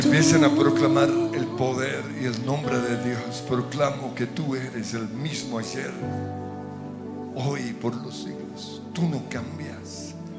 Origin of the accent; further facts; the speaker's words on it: Colombia; nacimos en Colombia